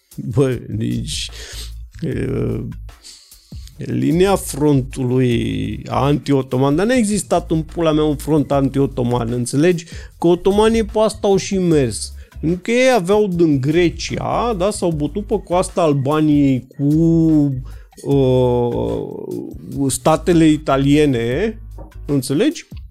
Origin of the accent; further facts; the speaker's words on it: Romania; ca român